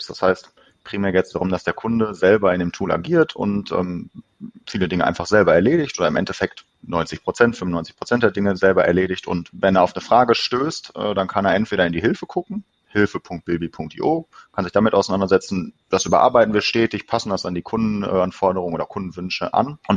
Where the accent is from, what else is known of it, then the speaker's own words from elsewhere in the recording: Bochum, North Rhine-Westphalia, Germany; ähm, ich komme aus Bochum, bin hier geboren, also im Ruhrgebiet, äh, bin hier geboren, bin hier aufgewachsen und wohne hier.